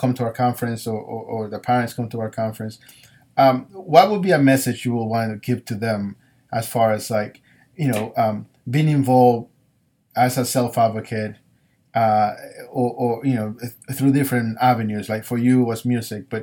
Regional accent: New York City, New York, United States; I grew up in New York

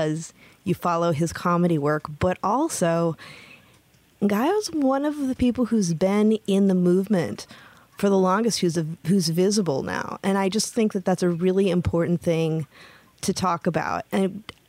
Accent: Michigan, United States; also born or lived in San Francisco; now in Oakland, United States; I was from Michigan

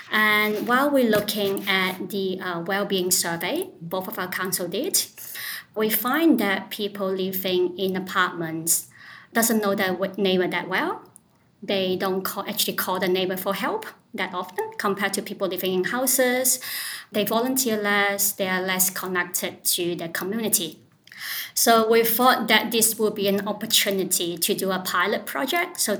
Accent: Lane Cove, New South Wales, Australia; from Lane Cove.

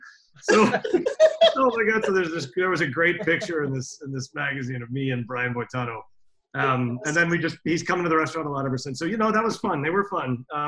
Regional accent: New York City, New York, United States; I growing up in New York City restaurants and working around Europe, not just in Finland

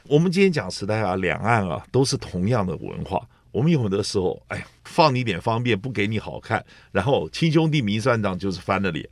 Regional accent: southern Taiwan, Taiwan; 我是来自南部

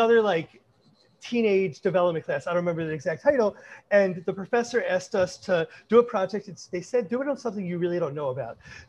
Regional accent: Baltimore, Maryland, United States; also born or lived in Kent, Ohio; I am born and raised in Baltimore, Maryland

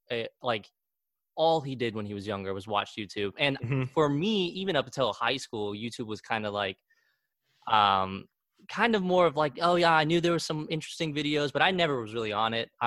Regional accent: Argentina; now in Wichita, United States; away from where I am originally from Argentina, I always my whole life I thought, you know, that's home and Wichita's kind of like the the side

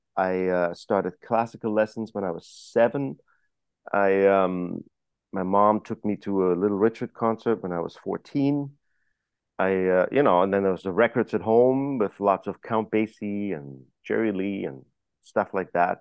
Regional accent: Germany; moved away; I was growing up in Germany

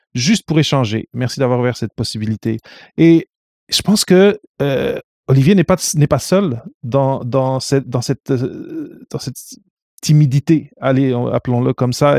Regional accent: Portugal; moved away; also born or lived in North America; je viens du Portugal

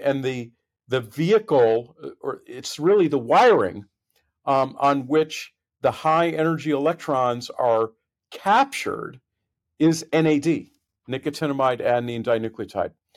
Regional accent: Boston, Massachusetts, United States; moved away as an adult; also born or lived in Connecticut / California; I'm from the Boston area, grew up in, in New England

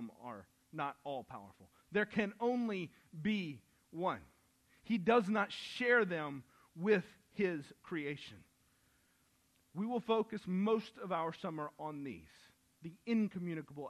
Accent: the South, United States; I grew up in the South

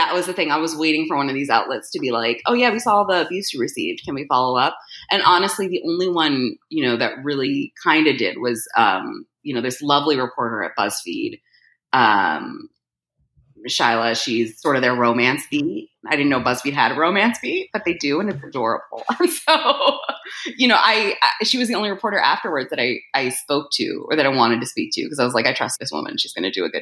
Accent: New Jersey, United States; moved away; I was born in Jersey

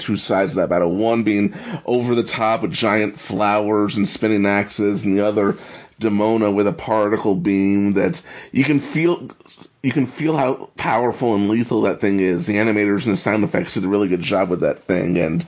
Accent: New York City, New York, United States; as a New Yorker, I used to spend a lot of time in Rockefeller Center.

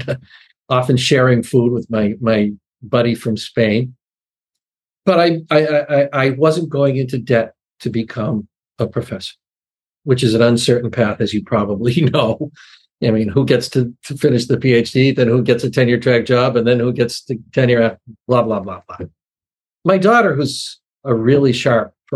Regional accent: Massachusetts, United States; I speak from my hometown in Massachusetts

